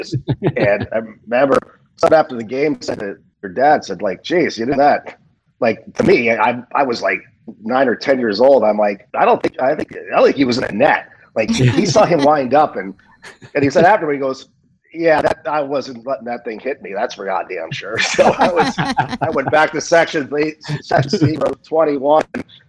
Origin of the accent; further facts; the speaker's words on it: Philadelphia, Pennsylvania, United States; I still remember when I was growing up in Philadelphia